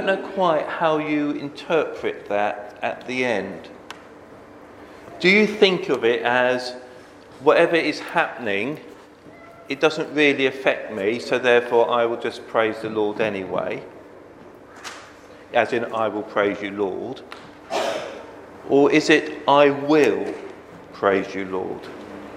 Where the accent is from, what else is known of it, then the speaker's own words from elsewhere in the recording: Bedford, East of England, United Kingdom; I grew up in Bedford, which is, I suppose, home counties in the south